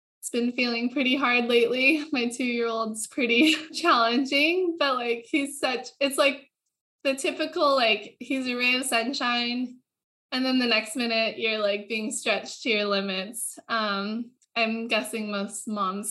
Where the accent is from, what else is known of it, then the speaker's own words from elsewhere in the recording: Hawaii, United States; I was born and raised in Hawaii into a surfing family